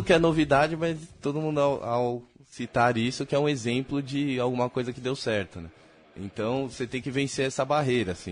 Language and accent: Portuguese; Brazil; a gente é brasileiro, a gente não é americano, nossa língua não é o inglês